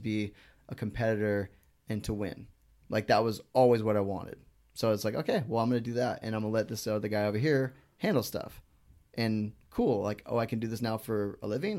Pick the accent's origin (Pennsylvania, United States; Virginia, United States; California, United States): California, United States; Northern; moved away; also born or lived in North Carolina; this Northern California kid